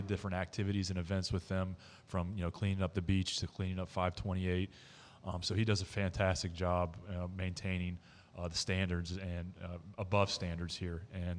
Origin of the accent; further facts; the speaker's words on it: New England, United States; also born or lived in Georgia / Maine; now in Melbourne, Florida, United States; I grew up in New England.